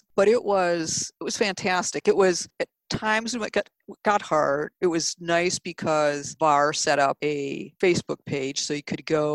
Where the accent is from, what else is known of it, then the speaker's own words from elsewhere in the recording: Detroit, Michigan, United States; I grew up in Detroit, the Detroit area